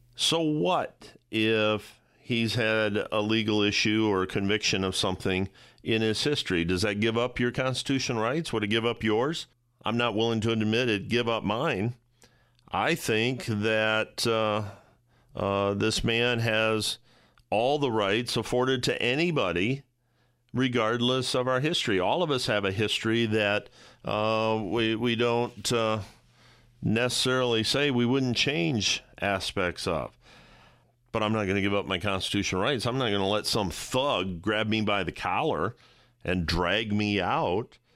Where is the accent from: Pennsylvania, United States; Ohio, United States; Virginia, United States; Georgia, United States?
Ohio, United States; I'm from Ohio.